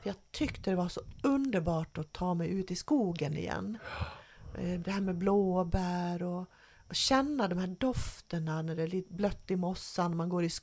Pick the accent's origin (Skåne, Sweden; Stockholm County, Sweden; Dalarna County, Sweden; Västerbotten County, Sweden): Dalarna County, Sweden; Jag är från Dalarna